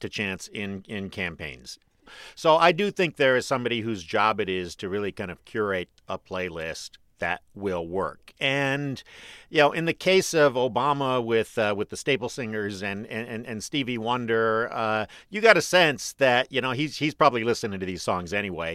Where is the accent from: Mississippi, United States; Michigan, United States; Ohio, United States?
Michigan, United States; Detroit; I am a kid from Detroit